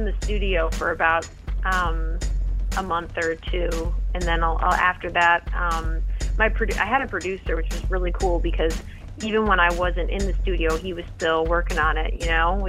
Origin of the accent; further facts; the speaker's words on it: Connecticut, United States; now in Boston, United States; Connecticut, actually. I grew up in Connecticut.